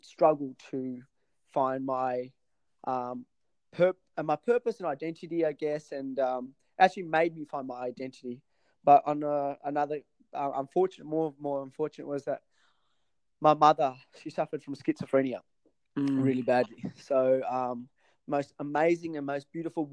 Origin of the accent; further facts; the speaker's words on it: Tasmania, Australia; moved away as an adult; also born or lived in Sri Lanka; now in Sydney, Australia; I moved to Tasmania in 1991, where I lived in Tassie for about 20 to I was 25